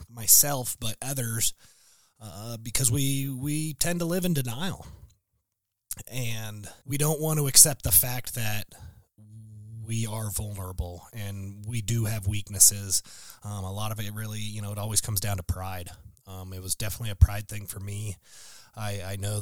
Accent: Casper, Wyoming, United States; moved away as an adult; I born and raised in Casper, Wyoming

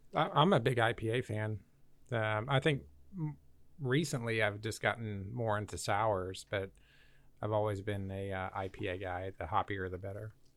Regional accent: Valley Center, Kansas, United States; I'm from Valley Center

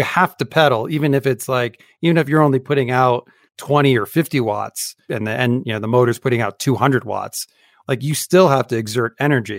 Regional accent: Utah, United States; my home state

